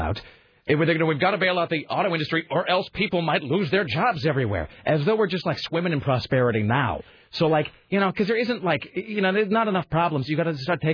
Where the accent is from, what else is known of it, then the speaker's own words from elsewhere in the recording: Kennewick, Washington, United States; I'm from Kennewick